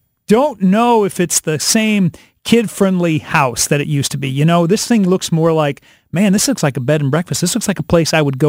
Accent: Hannibal, Missouri, United States; moved away; the house that we grew up in Hannibal, Missouri, is up for sale.

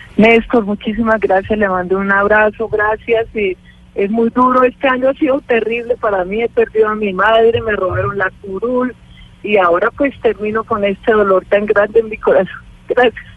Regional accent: Colombia

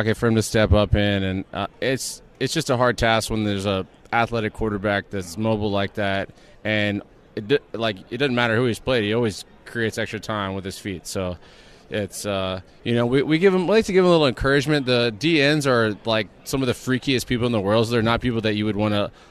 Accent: San Antonio, Texas, United States; I grew up in San Antonio

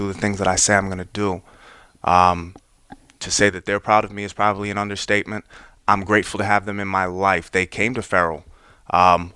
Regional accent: Westport, Connecticut, United States; also born or lived in New York City; I grew up in Fairfield County. It's where my parents live. I was born in New York City, moved to Westport when I was 5.

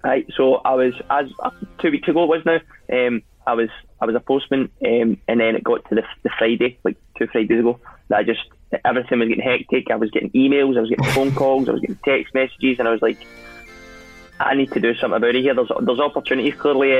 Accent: Scotland, United Kingdom; I'm Scottish

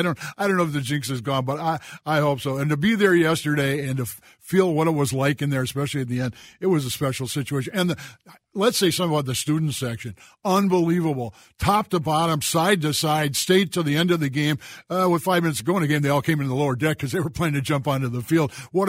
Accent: Minnesota, United States; To have the sinking feeling is being Minnesotan. I mean, we are born with a sinking feeling.

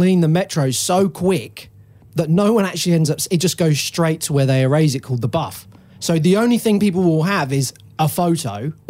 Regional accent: London, United Kingdom; If I say to anyone that I'm from London, they're like, "That ain't fucking London, bruv."

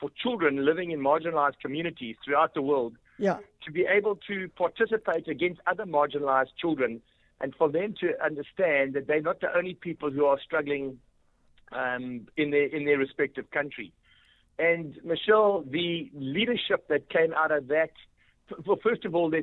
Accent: South Africa; also born or lived in England; where are you from? I said, South Africa

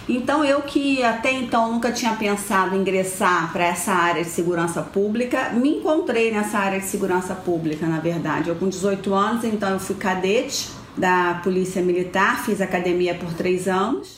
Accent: Baixada Fluminense, Rio de Janeiro, Brazil; Eu nasci e cresci na Baixada Fluminense, minha família toda de lá

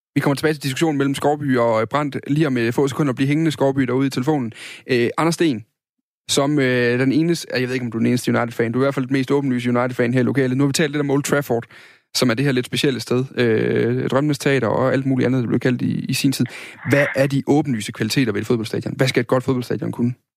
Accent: Funen, Southern Denmark, Denmark; der hvor jeg kommer fra, på Fyn

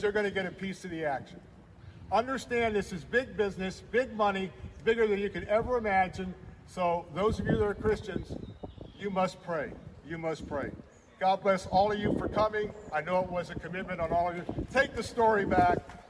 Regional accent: Tampa, Florida, United States; that's the Florida I grew up in. I grew up in a place not far from Raymond James Stadium where Dale Mabry was a two lane road

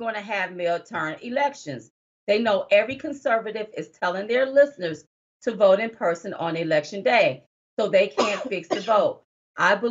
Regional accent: United States; as an American, as a black woman

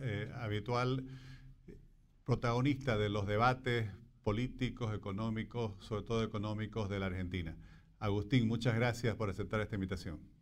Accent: Bolivia; como bolivianos y en general como latinoamericanos

